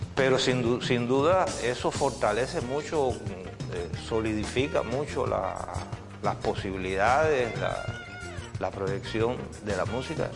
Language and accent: Spanish; San Antonio, Cuba; born or raised there